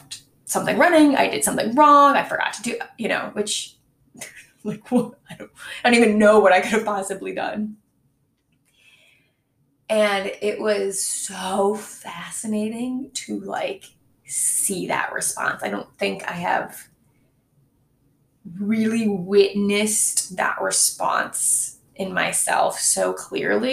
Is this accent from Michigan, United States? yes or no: yes; Michigan, United States; moved away; My hometown is in Michigan, and my parents still live there